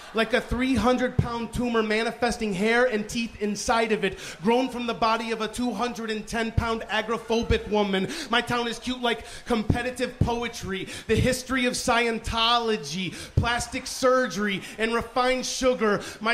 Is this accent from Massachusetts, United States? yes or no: no; Baytown, Texas, United States; also born or lived in Huntsville; I grew up in Baytown.